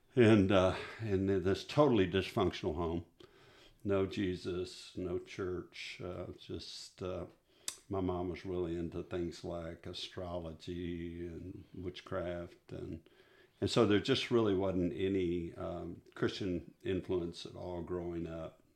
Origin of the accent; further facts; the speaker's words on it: Midland, Texas, United States; moved away as an adult; also born or lived in Odessa, Texas; I'm a West Texas boy, and, um, So I grew up out in, I grew up, I was born in Odessa, Texas, and then raised in Midland